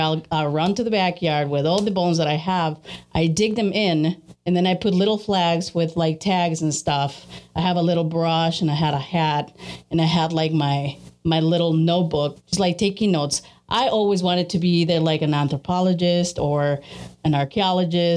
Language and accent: English; Mexico City, Mexico; moved away; also born or lived in Chicago; I was born in Chicago, but I grew up in Mexico City.